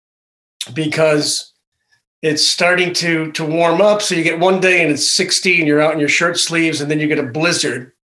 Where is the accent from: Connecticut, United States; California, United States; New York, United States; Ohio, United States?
Connecticut, United States; I was born in a little rural town in Connecticut